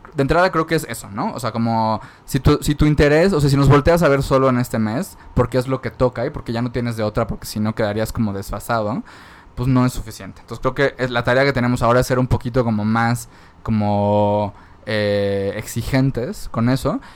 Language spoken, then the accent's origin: Spanish; Mérida, Yucatán, Mexico; en Mérida, yo soy de Mérida